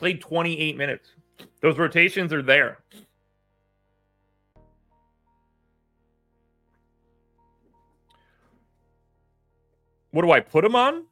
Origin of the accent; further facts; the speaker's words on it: Pennsylvania, United States; now in North Carolina, United States; I say that as a North Carolina transplant. I'm obviously from Pennsylvania